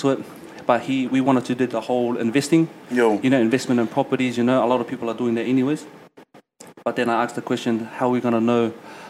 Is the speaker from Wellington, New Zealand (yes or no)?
no; Auckland, New Zealand; also born or lived in Tuvalu / Mangere, Auckland; But I was actually born here in Auckland in the 09. Let's go. Yeah, let's go. So, born and bred in Roskill, Mount Roskill, so Central Boy.